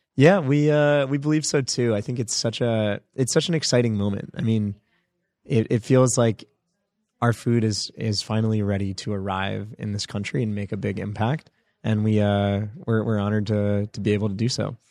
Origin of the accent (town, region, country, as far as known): United States; born or raised there; also born or lived in India (ancestry)